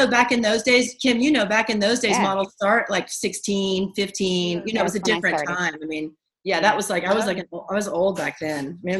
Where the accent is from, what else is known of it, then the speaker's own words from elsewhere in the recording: Atlanta, Georgia, United States; also born or lived in Rome, Georgia; I am from a little town. I was born in a little town in Georgia, but I grew up around Atlanta, Georgia.